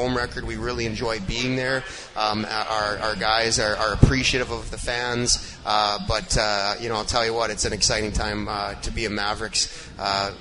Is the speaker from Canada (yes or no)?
yes; Manitoba, Canada; moved away; growing up in small town in Manitoba